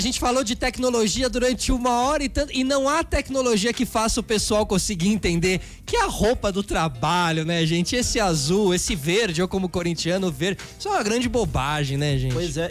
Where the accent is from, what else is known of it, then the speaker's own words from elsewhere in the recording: Brazil; a gente aqui como brasileiro